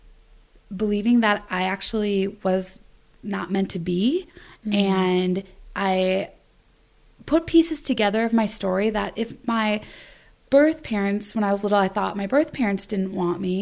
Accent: Wisconsin, United States; also born or lived in Sarita Vihar, India; I grew up in Wisconsin

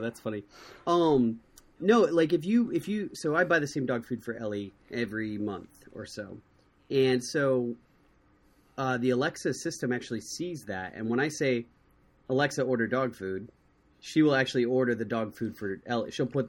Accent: Ohio, United States; my hometown in Ohio

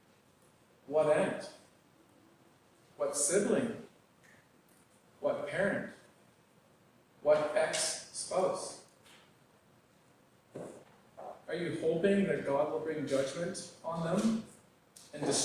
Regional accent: Northwest Territories, Canada; moved away; Growing up in the Northwest Territories

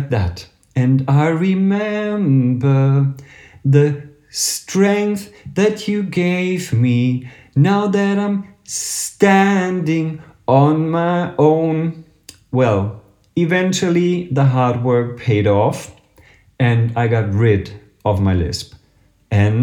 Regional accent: Berlin, Germany; I come from Berlin in Germany

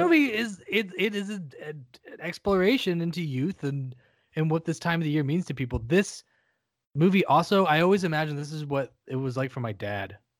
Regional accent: central Ohio, United States; moved away; also born or lived in North Carolina; I was born and spent the first four hundred years of my life in central Ohio, where winter is a fucking thing

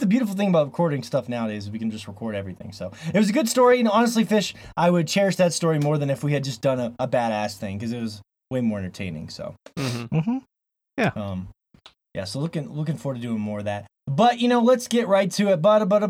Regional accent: Montana, United States; By the way … here from Montana. Blue skies of Montana.

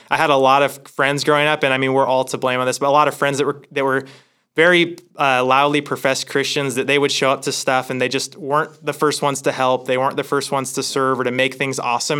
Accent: Hermiston, Oregon, United States; moved away as an adult; also born or lived in Sacramento, California; I grew up in Hermiston, Oregon

